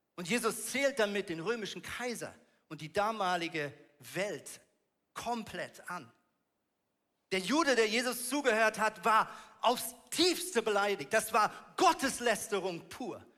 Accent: Switzerland; Ich komme aus der Schweiz

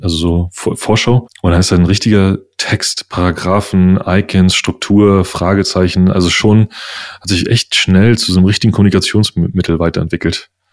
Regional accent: Uckermark, Brandenburg, Germany; now in Berlin, Germany; ich bin ein Ur-Uckermerker. Ich bin nur schon viel zu lange in dieser Stadt

